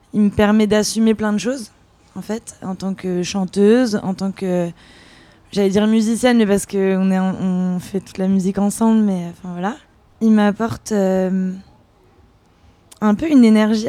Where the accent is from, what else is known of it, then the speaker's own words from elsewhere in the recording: France; moi je suis née en France et, mon père était anglais de Londres